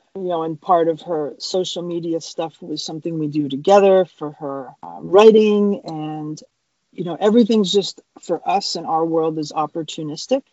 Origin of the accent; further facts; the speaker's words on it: Cape Cod, Massachusetts, United States; moved away as an adult; We are originally from Cape Cod, Massachusetts